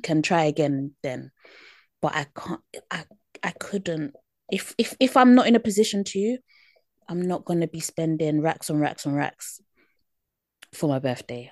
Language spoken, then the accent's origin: English; United Kingdom; accent: British; my British accent